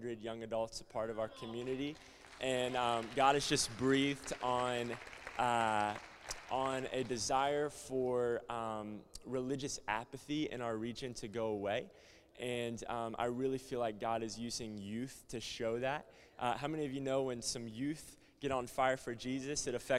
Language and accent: English; the South, United States; also born or lived in Cleveland, Tennessee; You can tell I'm from the South